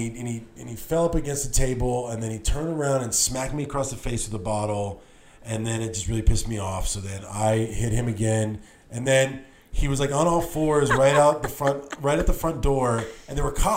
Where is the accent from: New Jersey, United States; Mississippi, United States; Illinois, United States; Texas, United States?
Texas, United States; El Paso; moved away as an adult; also born or lived in Austin; now in Los Angeles, United States; I grew up in El Paso. When you grew up in El Paso in the 90s, you spent half your time in Mexico, in Juarez